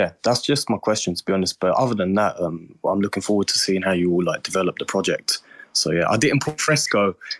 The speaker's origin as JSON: {"language": "English", "region": "England", "country": "United Kingdom", "said": "I'm from England too"}